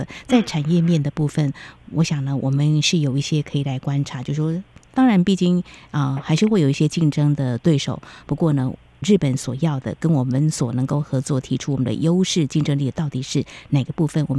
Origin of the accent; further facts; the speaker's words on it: Taiwan; 我们台湾人